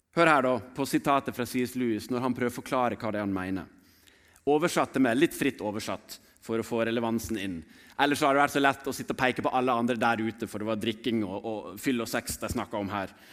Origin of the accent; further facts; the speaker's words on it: Sotra, Vestland, Norway; Jeg vokste opp på Sotra.